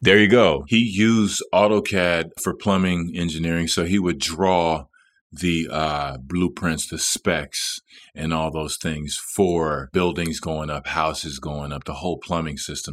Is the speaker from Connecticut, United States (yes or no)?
no; Dallas, Texas, United States; moved away as an adult; it was my hometown.